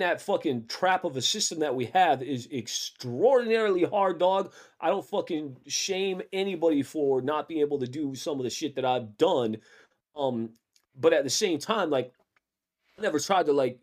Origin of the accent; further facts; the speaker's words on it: Florida, United States; now in Portland, United States; I grew up in Florida